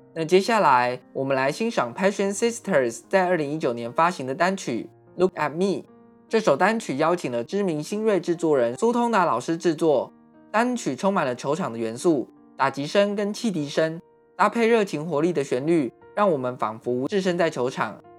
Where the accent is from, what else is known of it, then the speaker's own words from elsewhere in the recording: Taiwan; 台湾是一块宝岛，同时也是我们的家乡